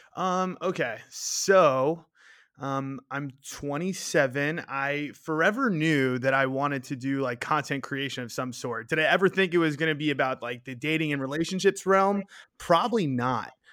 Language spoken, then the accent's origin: English; New York City, New York, United States; moved away as an adult; now in Arizona, United States; I grew up in Queens, New York.